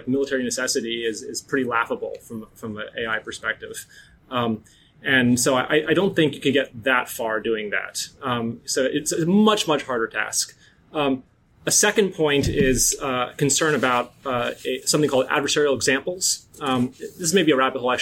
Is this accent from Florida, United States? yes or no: no; North Dakota, United States; I'm from North Dakota